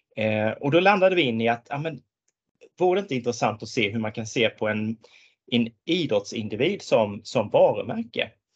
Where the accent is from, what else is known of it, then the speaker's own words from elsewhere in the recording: Tingsryd, Kronoberg County, Sweden; när jag växte upp så växte jag upp på landet i, i Småland